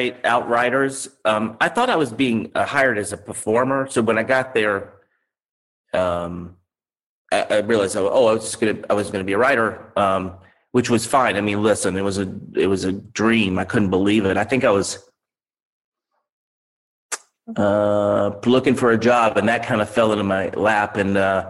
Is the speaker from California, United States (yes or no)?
no; North Carolina, United States; moved away; growing up in North Carolina